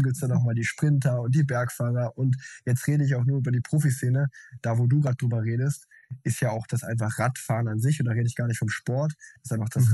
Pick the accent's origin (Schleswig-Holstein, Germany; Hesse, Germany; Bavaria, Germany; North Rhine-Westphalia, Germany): North Rhine-Westphalia, Germany; Unna; ich bin in Unna groß geworden, so eine kleine Stadt in Westfalen